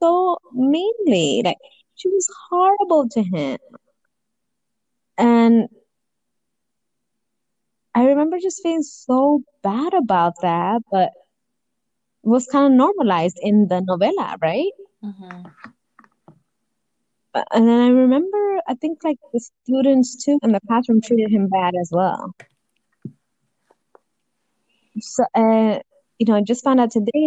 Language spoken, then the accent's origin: English; Los Angeles, California, United States; I grew up in South Central